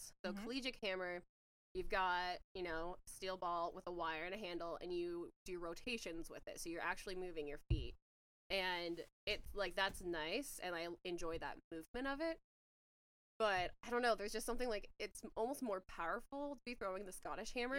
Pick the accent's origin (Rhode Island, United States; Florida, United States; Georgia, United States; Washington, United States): Washington, United States; Spokane; I'm from Spokane, Washington. and I went to Shadle Park